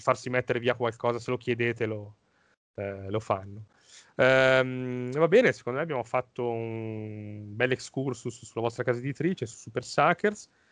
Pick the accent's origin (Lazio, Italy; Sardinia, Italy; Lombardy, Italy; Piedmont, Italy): Lombardy, Italy; da Lombardo